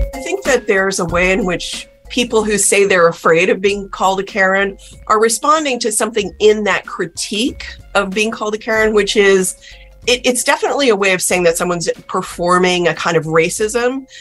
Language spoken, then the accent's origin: English; South Texas, United States; When I was growing up in South Texas